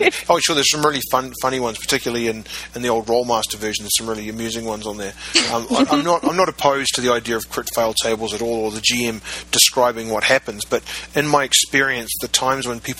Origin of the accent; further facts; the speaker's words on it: New Zealand; when I was growing up in New Zealand